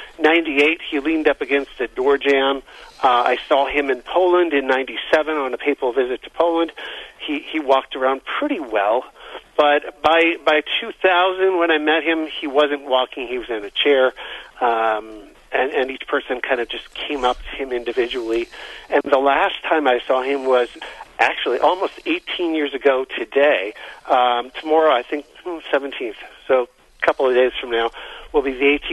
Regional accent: Canada; moved away as an adult; also born or lived in Southern California / Stockbridge; now in United States; Well, so I was born and raised in Canada. I came to the United States in 1996

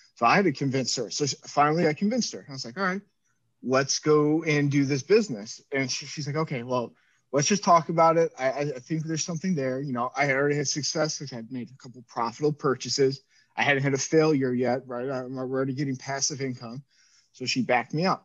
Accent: Cleveland, Ohio, United States; We grew up in Cleveland

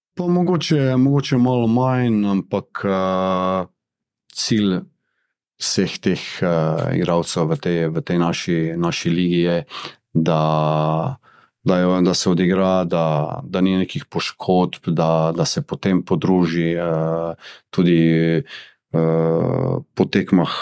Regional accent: Maribor, Drava, Slovenia; sem jaz iz Maribora.

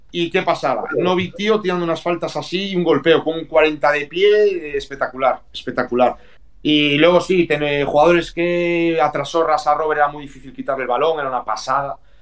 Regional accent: Galicia, Spain; como buen gallego

